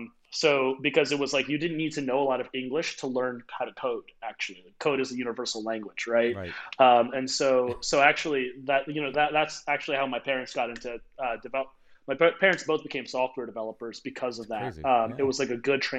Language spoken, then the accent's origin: English; United States; I was born on American soil.